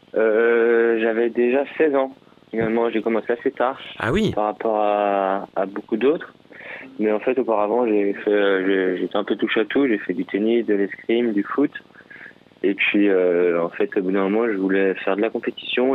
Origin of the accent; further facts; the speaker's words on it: Chambourcy, Île-de-France, France; J'ai grandi dans les Yvelines, à chamboursé exactement